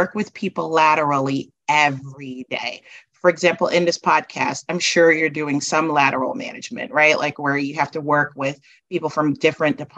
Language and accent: English; New York City, New York, United States; moved away as an adult; also born or lived in Guyana / New Jersey; I grew up in Brooklyn. I did my undergrad at Binghamton University.